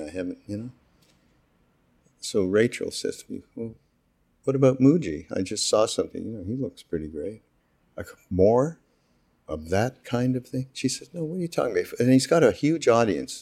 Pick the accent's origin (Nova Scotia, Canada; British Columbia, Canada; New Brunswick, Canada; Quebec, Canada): Quebec, Canada; Montreal; I'm from Montreal, as you know, from Quebec